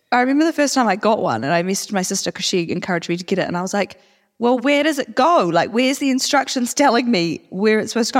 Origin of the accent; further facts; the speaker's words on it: Auckland, New Zealand; moved away; we're actually both from Auckland